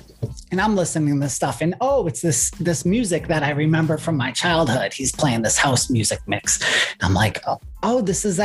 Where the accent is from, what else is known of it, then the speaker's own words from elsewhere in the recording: Boston, Massachusetts, United States; I am from Boston, Massachusetts. I do gigs here in Boston